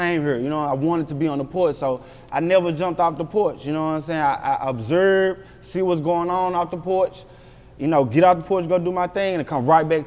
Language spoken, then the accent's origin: English; Memphis, Tennessee, United States; also born or lived in Miami; now in North Hollywood, United States; I was born in Miami, but I was raised in Memphis, Tennessee